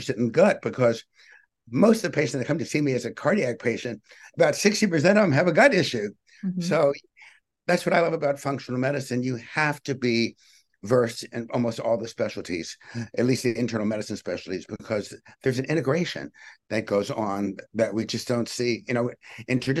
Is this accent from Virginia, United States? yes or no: yes; Richmond, Virginia, United States; I grew up in Richmond, Virginia, and I didn't have a medical family